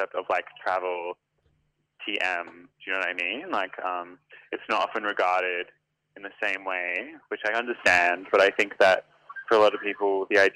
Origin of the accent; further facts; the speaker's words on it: Adelaide, South Australia, Australia; moved away as an adult; now in Sydney, Australia; I'm from Adelaide, but I live in Sydney at the moment. And I lived in Adelaide until I was about 23